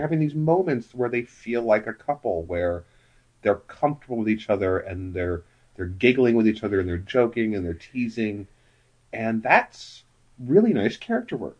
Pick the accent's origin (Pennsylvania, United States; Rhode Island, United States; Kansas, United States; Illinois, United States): Kansas, United States; Wichita; when I went to high school, my high school was up in the north, northeast part of Wichita